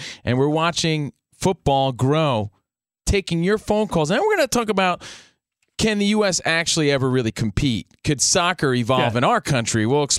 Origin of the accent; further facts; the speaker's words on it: United States; all of our relatives, especially on the East Coast, we're from New York, New Jersey